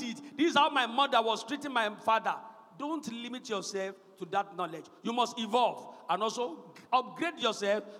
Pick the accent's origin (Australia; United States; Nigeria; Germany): Nigeria; Ekiti; I was an Ekiti boy. I mean, I grew up in Ekiti. No, brought up in Ekiti.